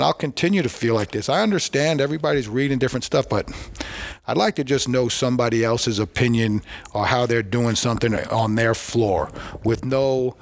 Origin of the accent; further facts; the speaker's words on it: Long Island, New York, United States; We're from Long Island